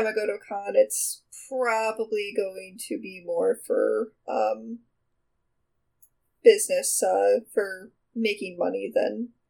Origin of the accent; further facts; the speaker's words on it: New Jersey, United States; now in Florida, United States; I'm actually originally from New Jersey. I'm used to the area up there.